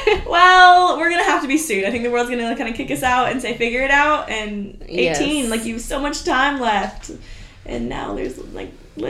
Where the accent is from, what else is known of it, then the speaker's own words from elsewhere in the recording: Atlanta, Georgia, United States; also born or lived in Marietta, Georgia; I am a Georgia Peach, right? Atlanta, my hometown.